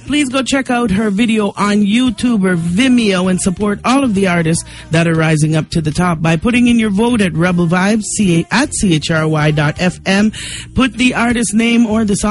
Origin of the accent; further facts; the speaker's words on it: Canada; I'm born and raised in Canada